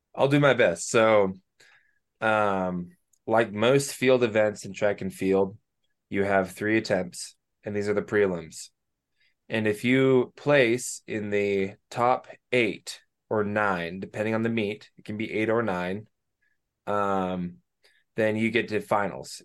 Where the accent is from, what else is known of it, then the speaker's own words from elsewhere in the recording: Banks, Oregon, United States; I'm from Oregon, little town called Banks, which is like an hour west of Portland